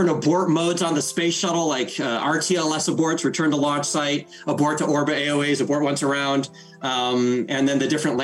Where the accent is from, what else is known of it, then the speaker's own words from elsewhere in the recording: South Central Michigan, United States; I grew up in South Central Michigan in the mid to late 80s and into the 90s, of course. And, you know, grew up in rural Michigan